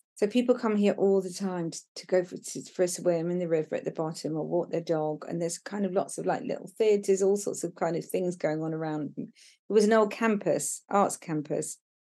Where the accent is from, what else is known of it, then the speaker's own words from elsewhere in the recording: Brighton, South East England, United Kingdom; moved away as an adult; now in Devon, United Kingdom; I was living in Brighton, w, which was my hometown